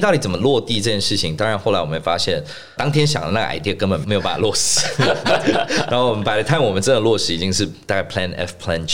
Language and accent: Chinese; Singapore; moved away as an adult; also born or lived in Shanghai; now in Taiwan; 那我是在新加坡出生长大的台湾人